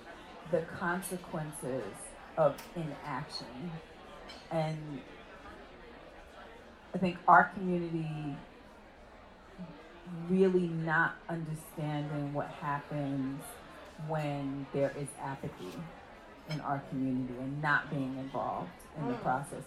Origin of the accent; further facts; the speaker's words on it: New York City, New York, United States; I was born on Decatur Street